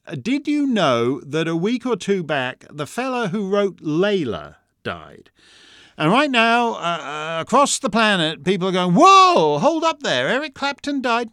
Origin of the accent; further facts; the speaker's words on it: Canada; I'm just a Canadian.